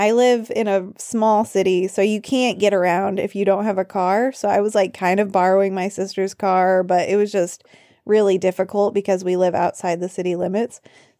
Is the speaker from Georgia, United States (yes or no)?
no; Arkansas, United States; moved away as an adult; also born or lived in Nepal; So I am back in my home state of Arkansas.